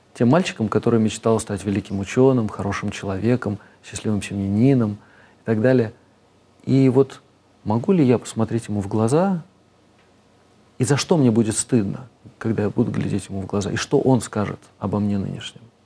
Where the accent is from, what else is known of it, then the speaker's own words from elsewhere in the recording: Moscow, Russia; moved away as an adult; also born or lived in United Kingdom / United States / Switzerland; now in Vereya, Russia; я вырос в Москве